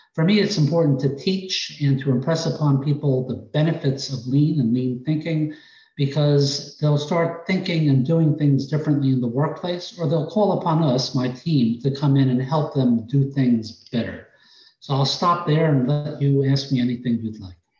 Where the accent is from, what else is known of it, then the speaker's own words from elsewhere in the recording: New York, United States; accent: New York; moved away as an adult; Originally, I came down here from New York. You may be able to detect it in my accent